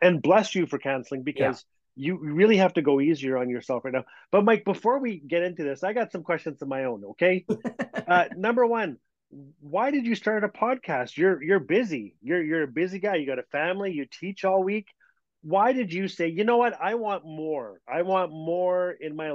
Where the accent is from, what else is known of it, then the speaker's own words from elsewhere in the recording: Fort Smith, Northwest Territories, Canada; Fort Smith, my hometown